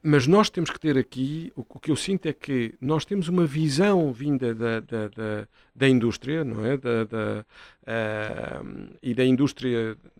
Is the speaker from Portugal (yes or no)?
yes; Setúbal, Portugal; eu sou natural de Setúbal